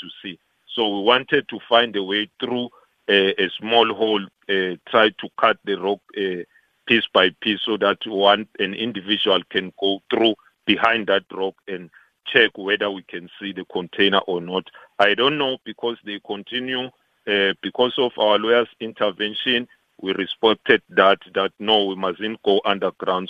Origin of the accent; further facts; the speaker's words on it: South Africa; all of us as South African